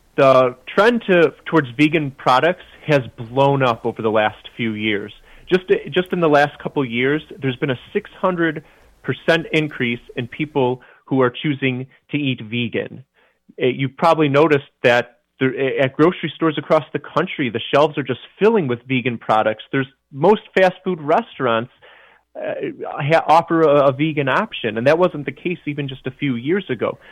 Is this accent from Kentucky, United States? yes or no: no; Chicago, Illinois, United States; I grew up in the Midwest as well, just outside Chicago